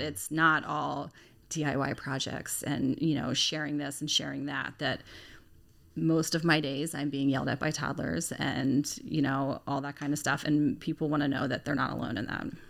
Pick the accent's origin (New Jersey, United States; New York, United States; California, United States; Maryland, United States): Maryland, United States; Lutherville-Timonium; I am from the Lutherville Timonium area